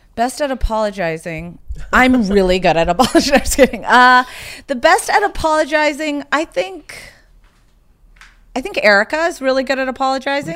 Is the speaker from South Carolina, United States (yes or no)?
yes; South Carolina, United States; moved away; also born or lived in Bloomington, Indiana; even though I was born in Indiana, I grew up in South Carolina